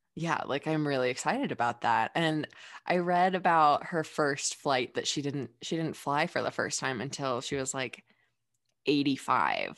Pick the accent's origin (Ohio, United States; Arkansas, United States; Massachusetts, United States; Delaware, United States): Ohio, United States; Dayton; I'm from Dayton, Ohio, like the birthplace of aviation